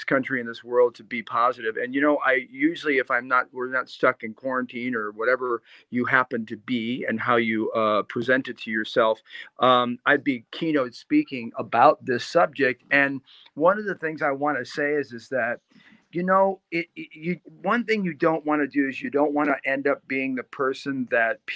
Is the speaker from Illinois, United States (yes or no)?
yes; Chicago, Illinois, United States; I grew up in the South Side of Chicago